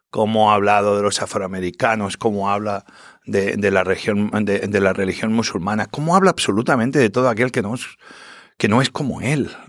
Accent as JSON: {"language": "Spanish", "country": "Spain", "said": "Yo soy español, pero al final me considero hispano-latino y yo soy lo que soy gracias a muchísimos hispanos, latinos que, que, me han ayudado a abrir tantos restaurantes."}